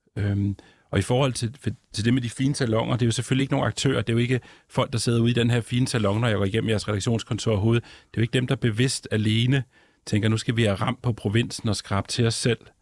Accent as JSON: {"language": "Danish", "town": "Ballerup", "region": "Capital Region of Denmark", "country": "Denmark", "tie": "born or raised there", "also_born_or_lived": "Copenhagen", "moved": "as an adult", "lives_now": "Svendborg, Denmark", "said": "jeg er sådan en, en forstadsdreng fra Vandløs og Ballerup, der mm. så har boet rigtig mange år på Nørrebro og i Nordvest senere."}